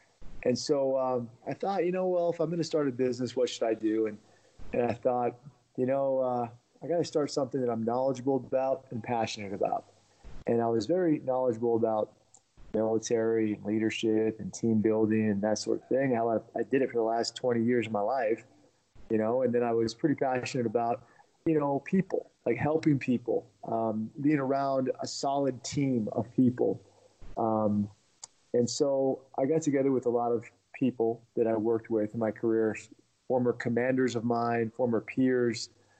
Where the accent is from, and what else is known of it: Washington, D.C. area in Virginia, United States; born or raised there; also born or lived in Russia